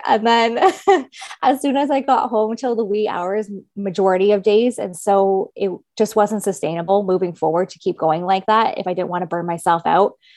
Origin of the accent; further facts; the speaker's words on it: Kingston, Ontario, Canada; moved away as an adult; now in Toronto, Canada; I'm originally from Kingston, Ontario